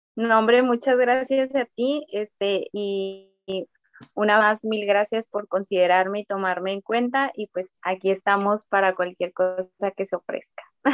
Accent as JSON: {"language": "Spanish", "country": "Mexico", "said": "yo siendo mexicana"}